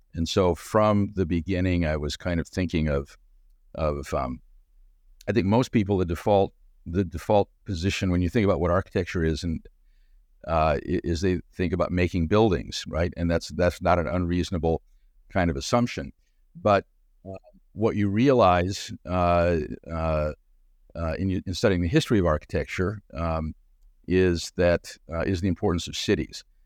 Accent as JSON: {"language": "English", "region": "Southern California", "country": "United States", "tie": "born or raised there", "also_born_or_lived": "Chicago", "moved": "as an adult", "said": "I'm from Chicago originally, but moved to the West Coast when I was six years old, and, and so grew up in Southern California"}